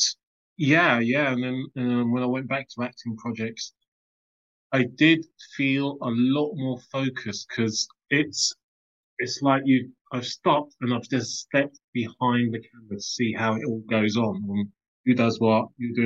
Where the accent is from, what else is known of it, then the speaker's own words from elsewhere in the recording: London, United Kingdom; also born or lived in Islington; I grew up early years in Tottenham, Crouch End, Hornsey